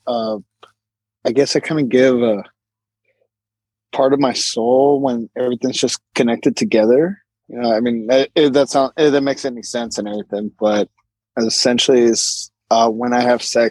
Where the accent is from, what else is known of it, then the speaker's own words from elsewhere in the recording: San Francisco, California, United States; Growing up in San Francisco